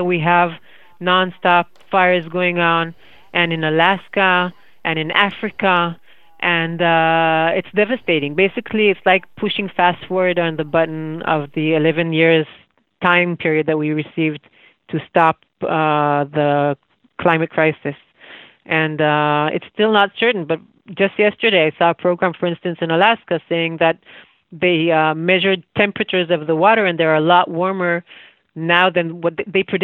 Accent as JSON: {"language": "English", "country": "Israel"}